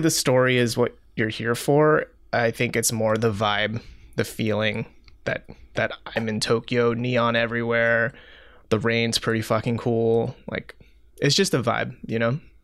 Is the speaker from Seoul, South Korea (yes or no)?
yes; Seoul, South Korea; moved away; I grew up in Seoul, South Korea